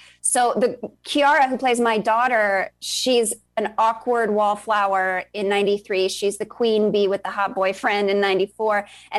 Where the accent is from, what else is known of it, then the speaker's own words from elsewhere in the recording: Long Island, New York, United States; also born or lived in Virginia; I am. I'm from New York originally. I grew up on Long Island.